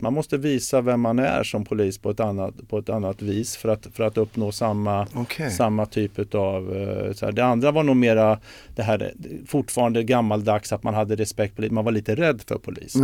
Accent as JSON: {"language": "Swedish", "country": "Sweden", "tie": "born or raised there", "said": "Jag är ju född i Sverige"}